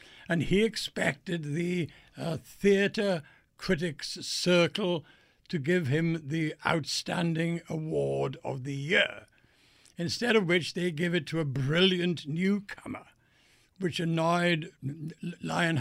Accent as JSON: {"language": "English", "region": "Wales", "country": "United Kingdom", "tie": "born or raised there", "also_born_or_lived": "London", "moved": "yes", "said": "I was born in Wales. I was a choir boy when I was just 6 years old, and I graduated to be the church organist when I was 10"}